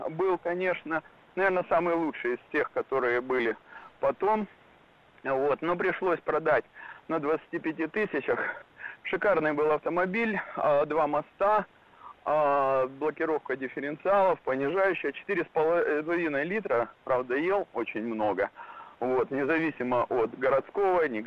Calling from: Japan; А, добрый день, э … я из Японии.

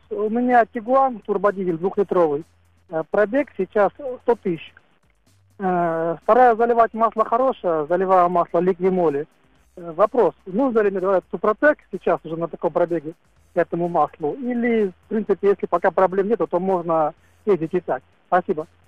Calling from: Rostov-on-Don, Rostov Oblast, Russia; Я звоню вам из Ростова-на-Дону.

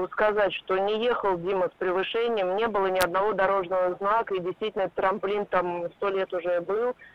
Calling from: Moscow, Russia; А, здравствуйте, я из Москвы.

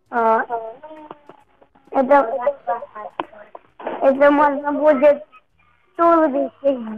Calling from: Labytnangi, Yamalo-Nenets Autonomous Okrug, Russia; Восемь, из Лабытнанок.

